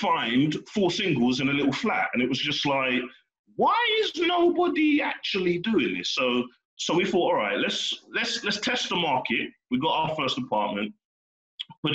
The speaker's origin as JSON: {"language": "English", "town": "Slough", "region": "South East England", "country": "United Kingdom", "said": "I'm from Slough"}